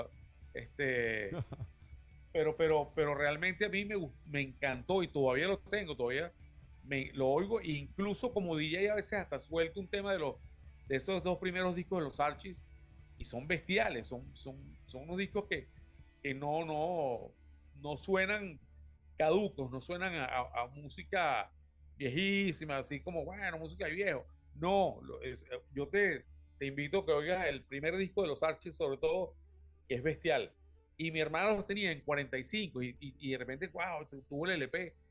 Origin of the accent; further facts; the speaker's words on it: Caracas, Capital District, Venezuela; Yo soy de Vista Alegre, del oeste de Caracas.